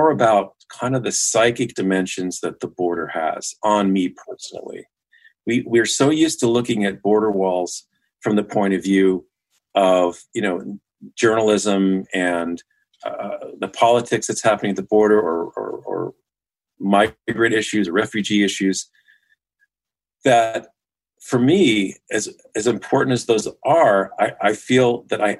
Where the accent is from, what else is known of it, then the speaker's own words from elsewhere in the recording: Los Angeles, California, United States; I'm born and raised in Los Angeles